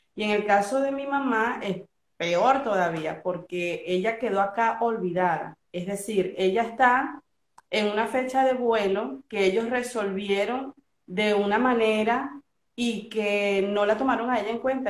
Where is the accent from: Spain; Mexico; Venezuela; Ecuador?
Venezuela; now in Argentina; como venezolana